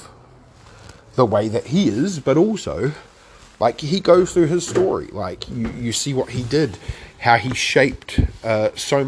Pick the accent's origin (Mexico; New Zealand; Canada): New Zealand; as a Kiwi